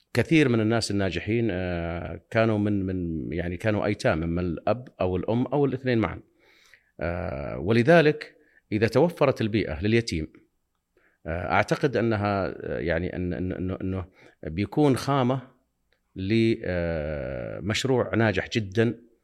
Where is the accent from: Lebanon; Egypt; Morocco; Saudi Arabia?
Saudi Arabia; Tanomah, Asir; تنومه الارض هي مسقط الراس